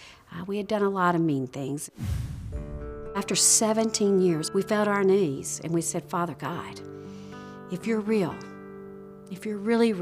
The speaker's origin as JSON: {"language": "English", "region": "Mississippi", "country": "United States", "tie": "born or raised there", "said": "Born and raised in Mississippi, we were brought up in church."}